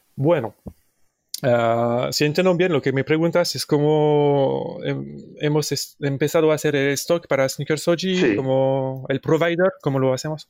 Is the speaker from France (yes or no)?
yes; Paris, Île-de-France, France; Spanish is a second language; venimos de París, Francia